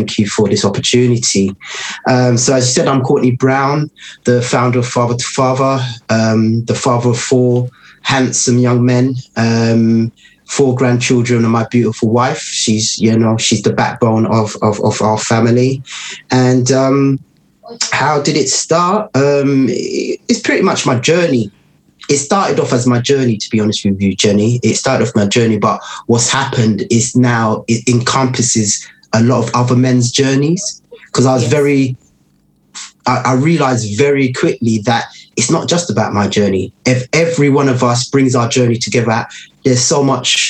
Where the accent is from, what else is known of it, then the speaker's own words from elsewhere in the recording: London, United Kingdom; growing up in Tottenham